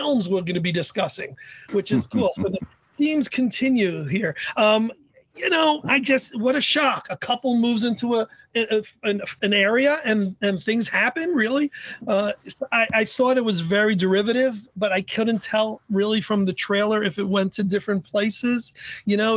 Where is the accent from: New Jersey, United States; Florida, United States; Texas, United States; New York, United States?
New York, United States; New York City; now in New Haven, United States; I live in New Haven, Connecticut. I'm originally from the Bronx.